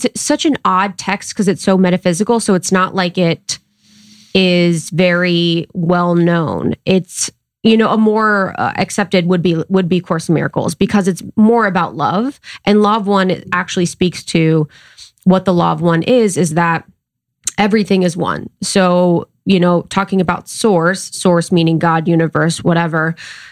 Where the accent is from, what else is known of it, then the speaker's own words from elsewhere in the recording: United States; now in Los Angeles, United States; it's close to my hometown. It's literally like 2 hours.